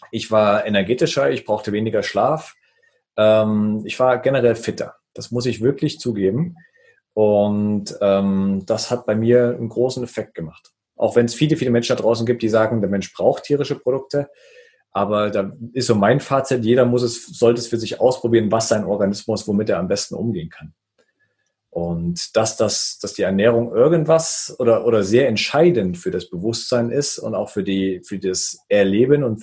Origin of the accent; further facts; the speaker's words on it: Thuringia, Germany; ich bin, ich bin Thüringer, ich bin mit Fleisch und Wurst groß geworden